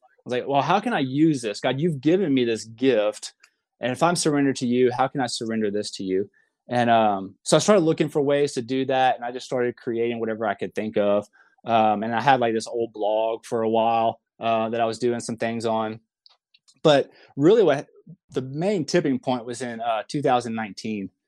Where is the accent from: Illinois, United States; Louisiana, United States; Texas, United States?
Louisiana, United States; moved away as an adult; now in Oklahoma City, United States; I live in Oklahoma City. Um, I'm originally from Louisiana.